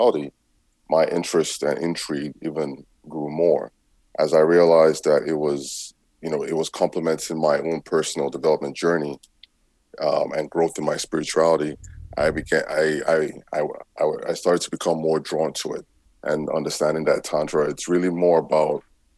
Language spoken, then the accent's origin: English; Nigeria; also born or lived in United States; now in Canada; I was born and raised in Nigeria in a Christian home